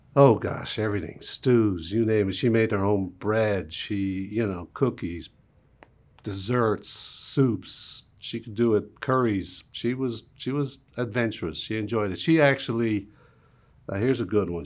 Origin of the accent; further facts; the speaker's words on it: Dublin, Leinster, Ireland; moved away; Even in Dublin, where I grew off, there was, there was car bombs